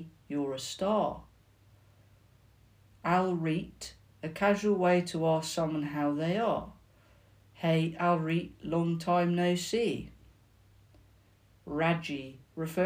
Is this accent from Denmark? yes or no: no; the South of England, United Kingdom; accent: Southern; my accent because I'm Southern